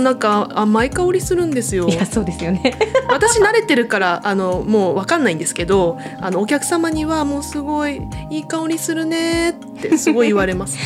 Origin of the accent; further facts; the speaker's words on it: Tokachi, Hokkaido, Japan; 十勝で生まれて育ってるから